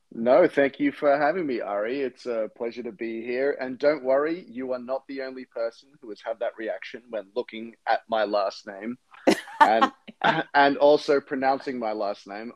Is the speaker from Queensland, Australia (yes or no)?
yes; Brisbane, Queensland, Australia; now in United States; where I grew up, which is in Brisbane